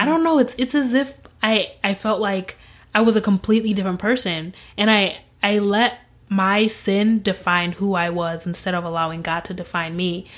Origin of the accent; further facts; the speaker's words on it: Grand Rapids, Michigan, United States; also born or lived in Zimbabwe; I was born in Zimbabwe and I was raised in Grand Rapids, Michigan